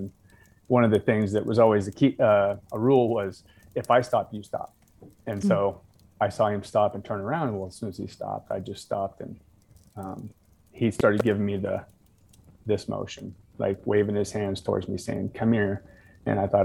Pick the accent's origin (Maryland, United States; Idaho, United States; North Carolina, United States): Idaho, United States; North; I was born and raised in North Idaho, where that was just a lifestyle